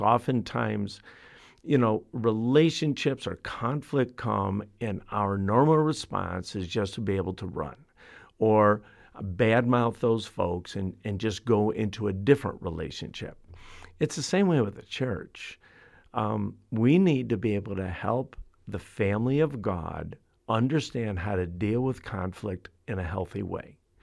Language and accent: English; Chicago, Illinois, United States; I'm from Chicago. I've, I've grown up in the city.